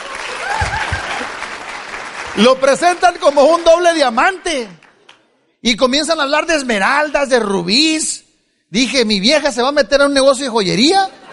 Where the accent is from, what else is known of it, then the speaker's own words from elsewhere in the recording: Culiacán, Sinaloa, Mexico; now in United States; yo nací en el Estado Libre y Soberano de Sinaloa, en la capital del mundo, Culiacán